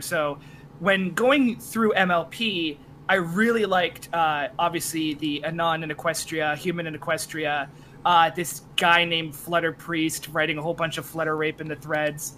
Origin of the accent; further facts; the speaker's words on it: Canada; I'm also Canadian